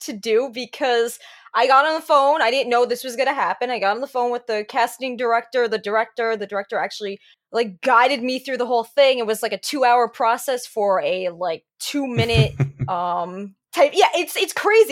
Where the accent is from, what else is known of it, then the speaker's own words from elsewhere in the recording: New Jersey, United States; accent: New Jersey; I'm calling it Jersey. Like people say only people from New Jersey call it Jersey, and then my accent starts coming out.